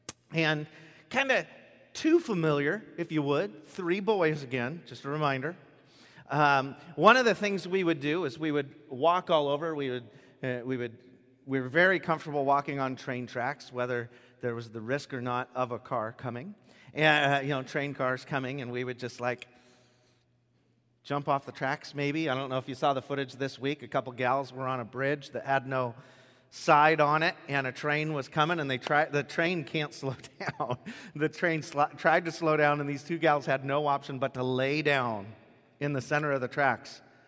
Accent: Gate, Washington, United States; When I was a kid, I grew up in Gate. Does anybody know where Gate, Washington is here? Gate, Washington.

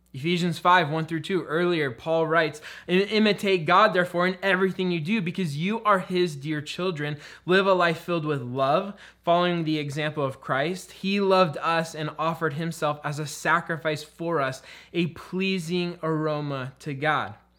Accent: Spokane, Washington, United States; I grew up in Spokane

